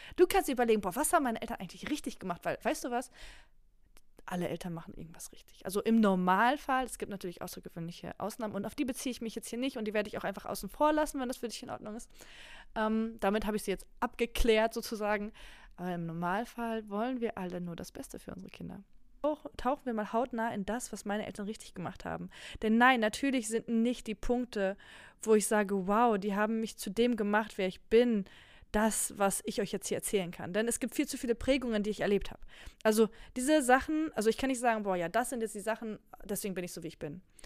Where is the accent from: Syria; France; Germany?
Germany; first language Polish; German is a second language; ich bin in Deutschland geboren. Meine Mama hat nur Polnisch mit mir gesprochen